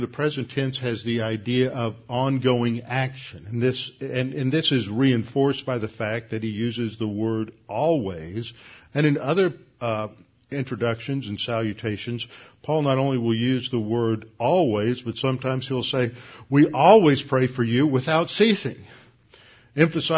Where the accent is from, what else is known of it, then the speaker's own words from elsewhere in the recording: Houston, Texas, United States; I grew up here in Houston